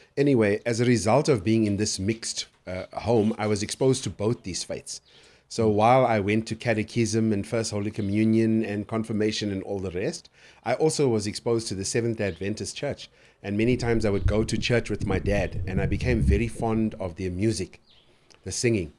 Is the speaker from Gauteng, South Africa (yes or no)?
no; Durban, KwaZulu-Natal, South Africa; I was born and raised in Durban